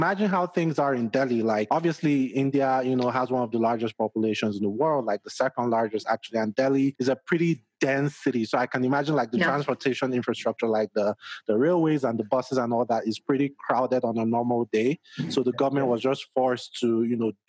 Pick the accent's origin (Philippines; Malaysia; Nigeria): Nigeria; now in Denver, United States; I'm originally Nigerian and, you know, I have family back home in Nigeria